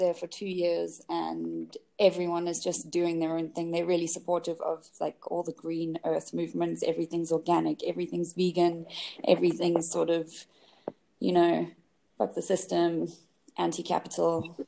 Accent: South Africa; moved away as an adult; also born or lived in England / London; I was born in England and grew up in South Africa and went back to England. I came back to South Africa with a few stops on the way.

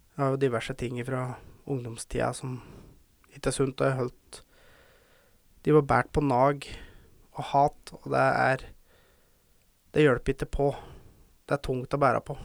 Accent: Verdal, Trøndelag, Norway; jeg føler jeg må ta det på dialekt. For jeg er fra Verdalen

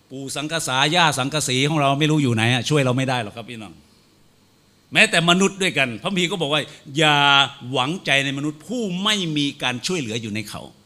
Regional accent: Phetchabun, Thailand; ผมนั้นภูมิใจมากเลยเกิดมาได้เป็นคนเพชรบูรณ์บ้านเกิดอยู่ที่ศิลาหลังเขา

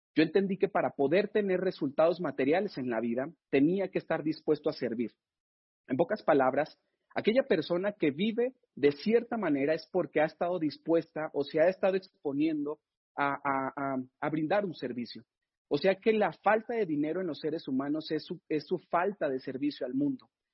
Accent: Mexico; estamos viviendo en México

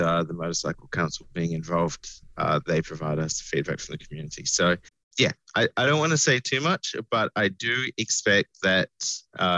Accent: New South Wales, Australia; I'm from New South Wales

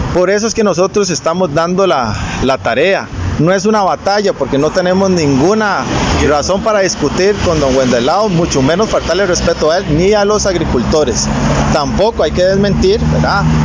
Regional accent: Alajuelita, San José, Costa Rica; Yo nací, crecí y vivo acá en el cantón de la Juelita.

